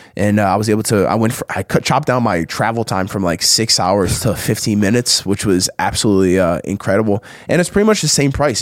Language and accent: English; New Jersey, United States; we have this spot like like 15 minutes from where I grew up in South Jersey